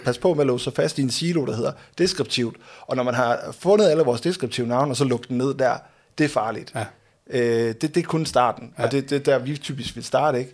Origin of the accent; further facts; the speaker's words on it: Aalborg, North Denmark Region, Denmark; jeg kommer fra Aalborg.